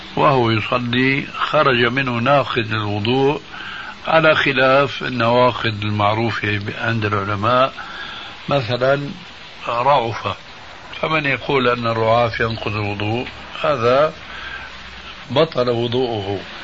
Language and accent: Arabic; Syria; عندنا في سوريا